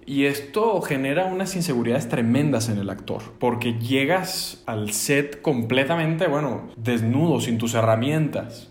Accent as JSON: {"language": "Spanish", "country": "Venezuela", "also_born_or_lived": "Los Angeles, United States", "moved": "yes", "lives_now": "Mexico City, Mexico", "said": "como venezolano"}